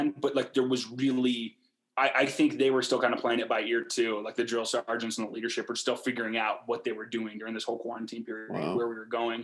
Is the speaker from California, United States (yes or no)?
no; Portland, Oregon, United States; moved away as an adult; now in Salt Lake City, United States; I grew up in Portland, as I've told you guys, I still have a bunch of family there